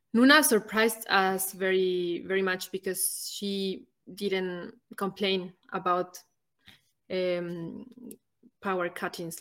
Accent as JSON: {"language": "English", "country": "Ecuador", "also_born_or_lived": "Germany / Nicaragua", "moved": "as an adult", "lives_now": "Malawi", "said": "I come from Ecuador, one of the smallest countries"}